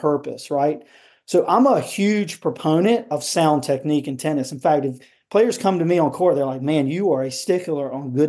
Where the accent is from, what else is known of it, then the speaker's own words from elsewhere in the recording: Cary, North Carolina, United States; college tennis at North Carolina State here in Raleigh, North Carolina. And that's where we're from Cary.